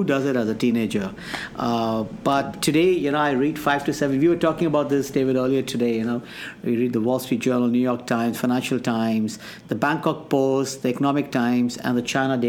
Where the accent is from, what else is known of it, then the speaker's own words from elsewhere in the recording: foothills of the Himalayas, Uttar Pradesh, India; moved away as an adult; now in West Michigan, United States; I've been born and brought up in India, foothill of the Himalayas.